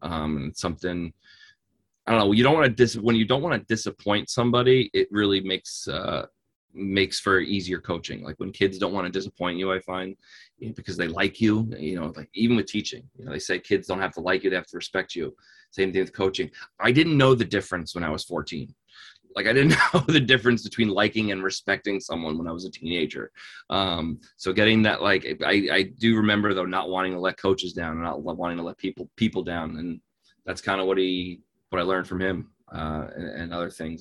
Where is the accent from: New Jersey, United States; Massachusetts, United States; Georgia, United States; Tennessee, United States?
New Jersey, United States; I'm from New Jersey.